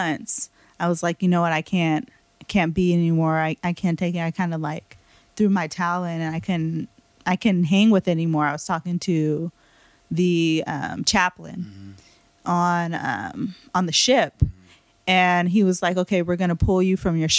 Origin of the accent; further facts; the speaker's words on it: Bay Area, California, United States; also born or lived in Virginia Beach / Fairfield; I'm from the Bay Area, but I was deployed out in Virginia Beach